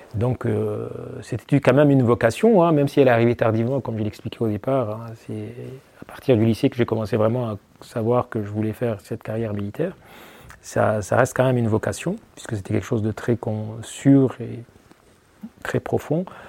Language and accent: French; eastern Chad, Ouaddaï, Chad; moved away as an adult; now in France; à l'est du Tchad, hein, ma région d'origine, hein, celle du Wadai